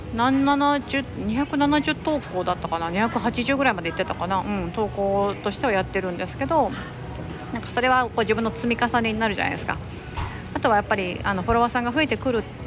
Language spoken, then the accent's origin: Japanese; Osaka, Japan; 私は結構大阪出身ってこともあって